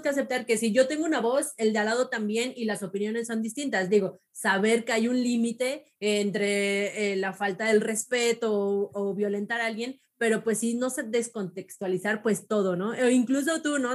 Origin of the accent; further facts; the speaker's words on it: State of Mexico, Mexico; soy del Estado de México